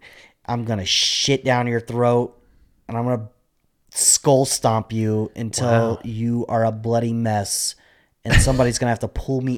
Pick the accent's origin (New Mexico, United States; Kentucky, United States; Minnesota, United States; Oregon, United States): New Mexico, United States; Albuquerque; Growing up in Albuquerque, like in my teens, it was a shitty place.